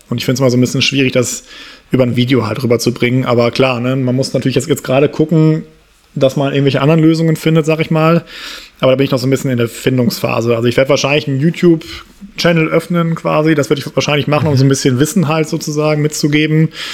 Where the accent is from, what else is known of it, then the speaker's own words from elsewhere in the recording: Essen, North Rhine-Westphalia, Germany; moved away as an adult; also born or lived in Saarbrücken / Berlin / Munich; bin dann äh, aus dem Saarland wieder zurück in meine Heimatstadt Essen gezogen